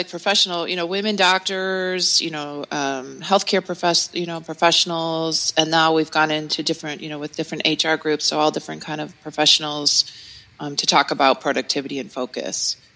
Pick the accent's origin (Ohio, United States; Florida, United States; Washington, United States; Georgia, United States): Ohio, United States; Cleveland; we're from Cleveland, Ohio